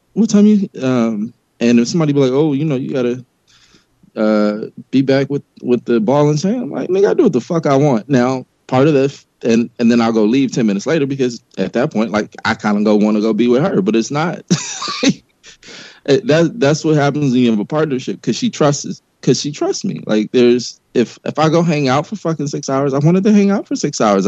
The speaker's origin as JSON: {"language": "English", "town": "Los Angeles", "region": "California", "country": "United States", "tie": "born or raised there", "said": "I grew up in South Central LA during the beginning of the crack e- epidemic"}